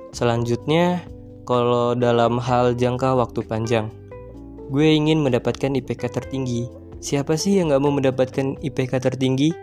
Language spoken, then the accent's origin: Indonesian; Lampung, Indonesia; Gue lahir dari kota kecil dengan segala kenangannya. Yang orang sering bilang kota gue itu kota begal. Yaps, Lampung